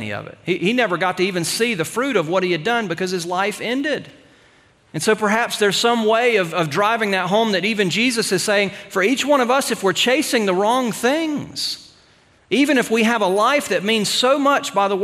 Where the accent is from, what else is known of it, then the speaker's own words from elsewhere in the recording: United States; us as American Christians